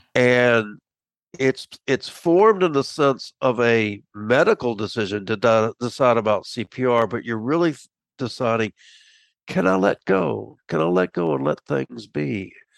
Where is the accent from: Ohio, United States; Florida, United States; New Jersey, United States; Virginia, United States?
Florida, United States; Tampa; moved away as an adult; also born or lived in Miami, Florida / Macon, Georgia / Washington, DC area; I grew up in Tampa